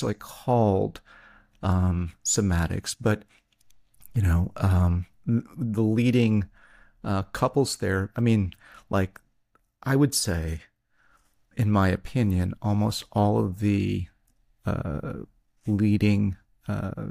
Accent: Tennessee, United States; I'm from Tennessee.

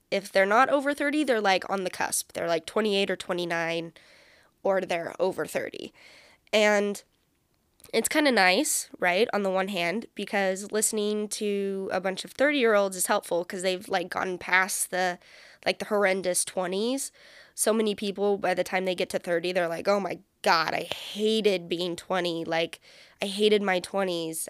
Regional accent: San Francisco Bay Area, California, United States; also born or lived in Central Valley, California; I'm a California girl, born and raised. I was born in the Bay Area, like, the San Francisco Bay Area

